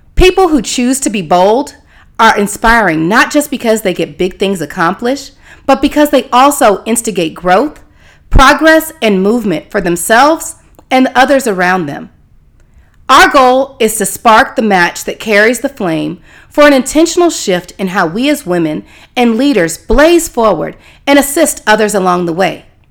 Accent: Houston, Texas, United States; moved away as an adult; also born or lived in Tallahassee, Florida; now in California, United States; continuing my on-air experience in my hometown of Houston, Texas

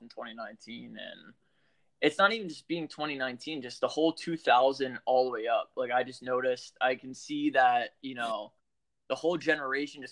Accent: Pennsylvania, United States; I'm from Pennsylvania, man. I live on the border of Jersey

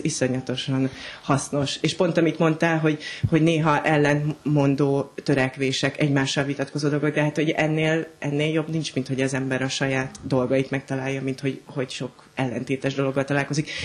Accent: Hungary; also born or lived in Berlin, Germany; mondjuk vidéken nőttem föl

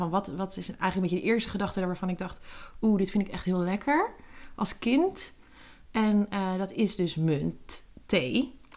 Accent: Netherlands; ik ben in Nederland

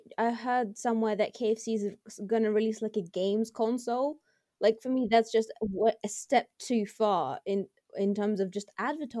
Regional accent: Reading, South East England, United Kingdom; I'm 16, I am a Bite Back Youth Leader and I'm from Reading.

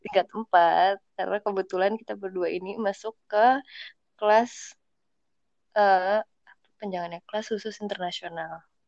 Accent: Cirebon, West Java, Indonesia; gue dari SD sampai SMA itu di Cirebon

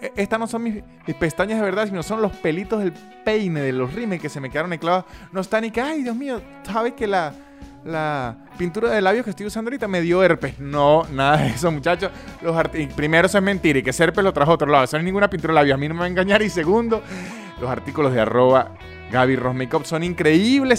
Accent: San Cristóbal, Táchira, Venezuela; accent: San Cristóbal; yo tengo todavía el acento de San Cristóbal

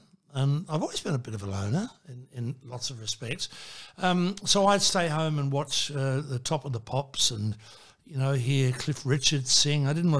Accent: Melbourne, Victoria, Australia; also born or lived in Dublin; growing up in Port Melbourne, I'm looking back now, I mean, it was a very tough place

